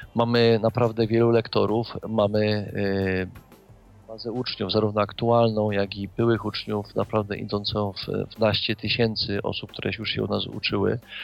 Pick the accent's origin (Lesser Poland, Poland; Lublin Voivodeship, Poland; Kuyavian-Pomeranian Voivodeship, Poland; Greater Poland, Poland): Lesser Poland, Poland; Kraków; Ja sam też jestem z Krakowa, jestem krakusem, można powiedzieć, od urodzenia.